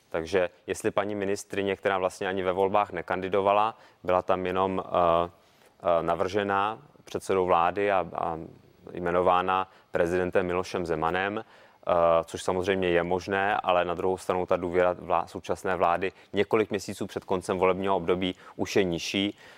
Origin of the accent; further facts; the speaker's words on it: Prague, Czechia; já jsem z Prahy, takže Olga Richterová je i mojí lídriní